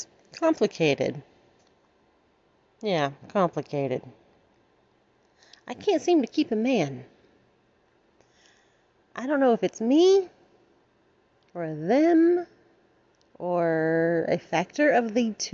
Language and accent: English; Alabama, United States; I have been born and raised in the South, United States, Alabama, all the way